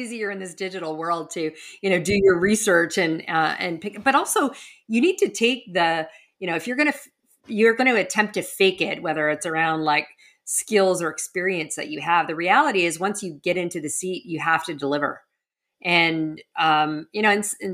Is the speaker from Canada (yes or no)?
yes; Western Canada, Canada; moved away as an adult; also born or lived in New York; now in Miami, United States; I grew up in Western Canada